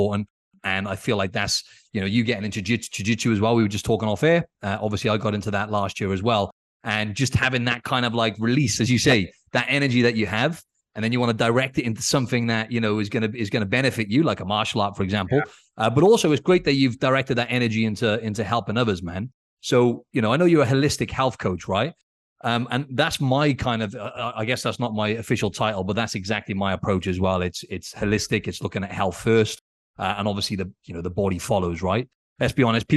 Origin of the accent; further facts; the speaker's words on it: Wales, United Kingdom; moved away; I grew up in Wales